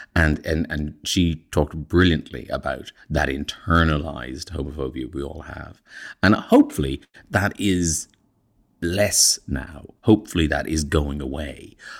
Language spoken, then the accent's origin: English; Ireland; moved away as an adult; growing up in Ireland, in fact, I'm even older than Connor, so I left in eighty-three